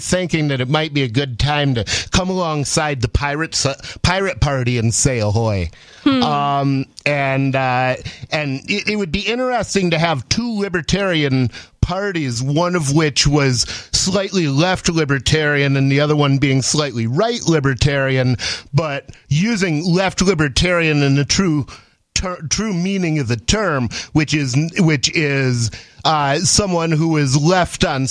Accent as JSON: {"language": "English", "town": "Ann Arbor", "region": "Michigan", "country": "United States", "tie": "born or raised there", "said": "I grew up in Ann Arbor, Michigan"}